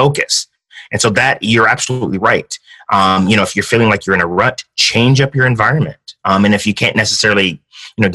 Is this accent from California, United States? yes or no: yes; San Diego, California, United States; also born or lived in Kansas City, Missouri / Hawaii; I like to say I'm more San Diegan than most San Diegans. I was born in Kansas City, Missouri. My dad was in the Navy. So when I was 4, we moved to Hawaii. And then we stayed there for a year, and then we ended up getting to San Diego